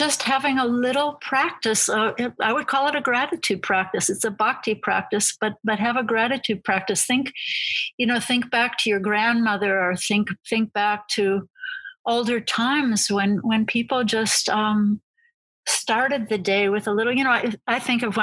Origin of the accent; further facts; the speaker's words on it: United States; as an American